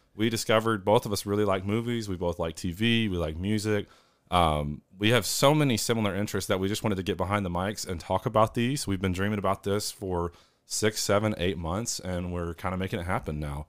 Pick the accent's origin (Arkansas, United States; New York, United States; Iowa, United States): Arkansas, United States; Northeast; I am from Northeast Arkansas, the South, uh, Midwest South.